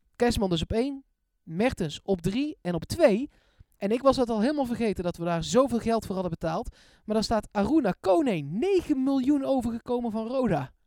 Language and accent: Dutch; Eindhoven, North Brabant, Netherlands; ik kom uit Eindhoven en ik speelde bij de voetbalvereniging die nu Wodan heet, dat is in Woensel